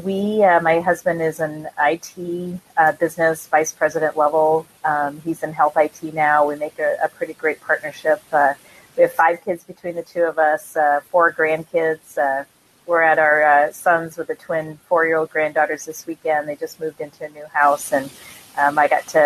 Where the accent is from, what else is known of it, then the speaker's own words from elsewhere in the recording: Iowa, United States; I am from Iowa.